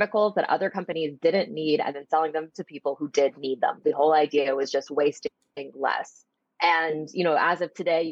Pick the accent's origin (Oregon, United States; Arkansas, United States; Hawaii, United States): Arkansas, United States; I'm from Arkansas, which is not really the most progressive in terms of sustainability